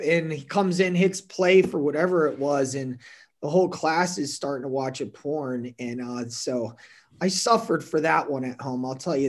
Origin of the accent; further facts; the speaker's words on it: New Jersey, United States; now in Las Vegas, United States; growing up in New Jersey, obviously it's the Garden State.